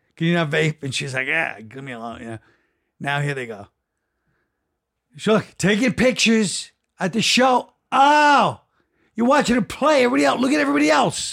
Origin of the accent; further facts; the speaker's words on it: New York, United States; because I'm from New York.